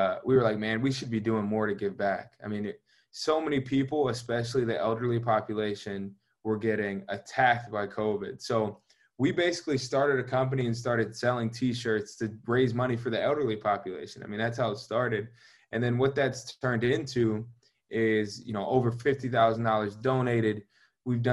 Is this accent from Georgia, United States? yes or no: yes; Georgia, United States; moved away; I'm from Georgia